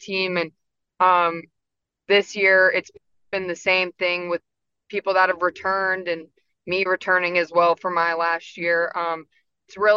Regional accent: Acworth, Georgia, United States; I grew up in Acworth right down the road. So I'm from the area

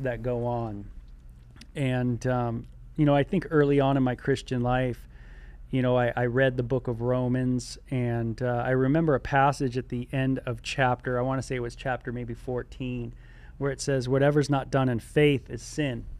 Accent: California, United States; I'm from California

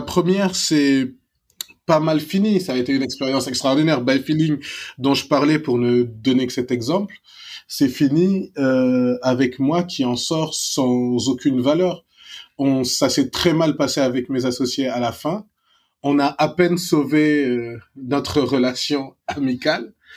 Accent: Dakar, Senegal; moved away as an adult; Je suis né à la clinique Pasteur. J'ai grandi immeuble Alpha à 500 mètres de la clinique Pasteur

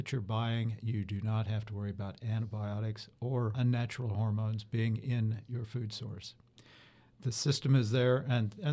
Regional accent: southwest Wyoming, United States; moved away as an adult; also born or lived in Utah / Colorado / Davis, California; now in Florida, United States; I'm from a small town of about 2,000 people in the southwest of Wyoming. And I grew up in a beef cattle producing and sheep producing area of that state.

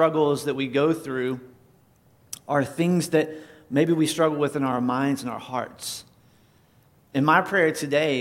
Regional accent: North Carolina, United States; moved away; I grew up in church. I grew up in Independent Fundamental Baptist Church in North Carolina.

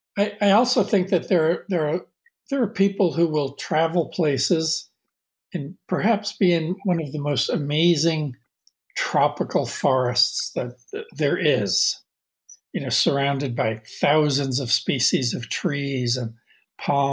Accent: Jersey City, New Jersey, United States; moved away; where and when I grew up in Jersey City, in New Jersey, and where I live now.

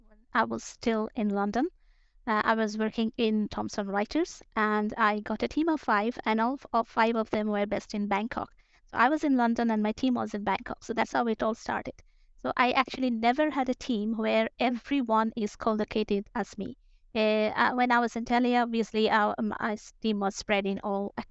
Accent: Kolkata, West Bengal, India; moved away as an adult; also born or lived in Bangalore, India / France / United Kingdom; now in Stockholm, Sweden; I am from Calcutta, and then I started working in Bangalore

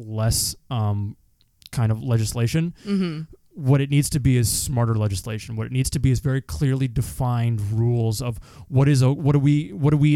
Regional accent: Canada; I'm a Canadian

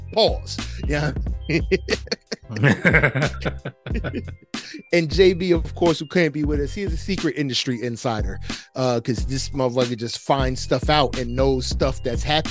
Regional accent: New Jersey, United States; I'm from Jersey, son. Y'all ain't gonna slam me with no worse distance than I did going through public school in Jersey

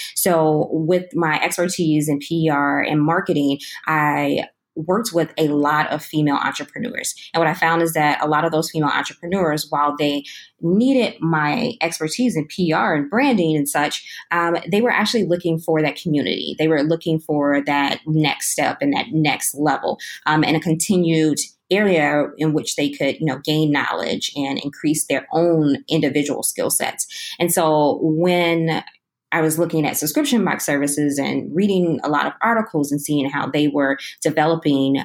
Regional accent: Chicago, Illinois, United States; moved away as an adult; now in Austin, United States; I'm originally from Chicago, Illinois, and I ran away from the cold a couple of years ago to Texas.

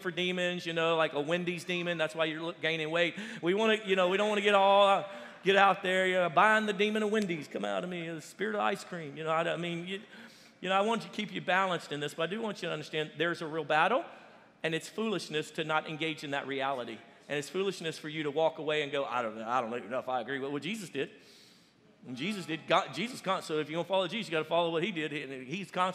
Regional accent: Louisiana, United States; we're originally from Louisiana, my family

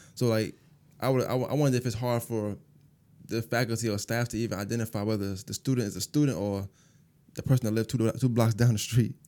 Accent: New York City, New York, United States; now in Augusta, United States; I'm from Bushwick

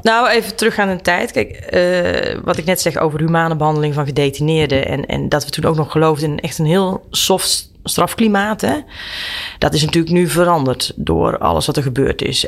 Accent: Brakel, Gelderland, Netherlands; ik ben opgegroeid in een dorpje met, met thuis ook een, een grote tuin en een weiland

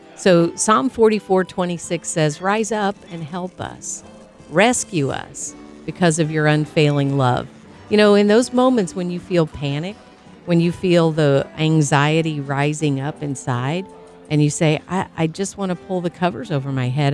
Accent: Tornado Alley, United States; I grew up in Tornado Alley

